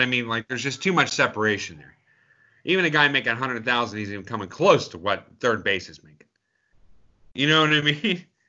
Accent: Pittsburgh, Pennsylvania, United States; we grew up in Pittsburgh

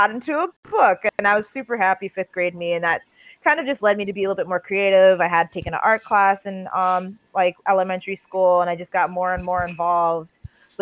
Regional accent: New York City, New York, United States; born and raised in Staten Island, still in Staten Island, proudly rep Staten Island, New York

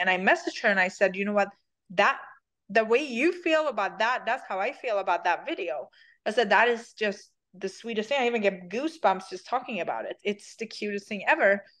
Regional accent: Sweden; English is a second language; moved away as an adult; now in United States; I'm from Sweden

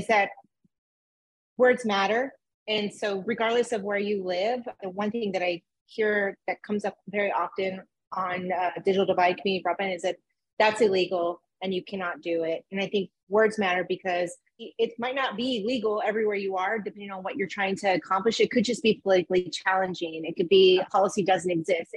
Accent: Texas, United States; I come from Texas.

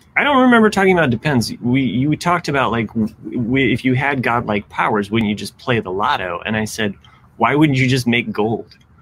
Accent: Ohio, United States; moved away; also born or lived in Indiana; I root for Ohio State because that is my home state.

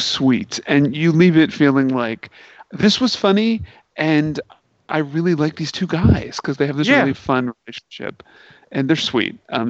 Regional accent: Baltimore, Maryland, United States; also born or lived in Bay Area; now in San Francisco Bay Area, United States; I grew up in Baltimore where it was very integrated

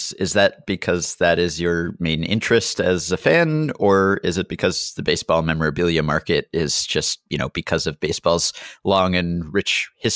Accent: New York area, United States; We're both from the New York area.

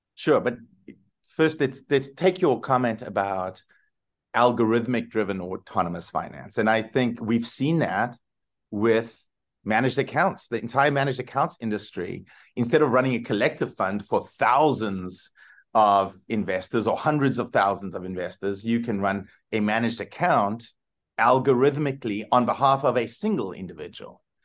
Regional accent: South Africa; moved away; I grew up in South Africa

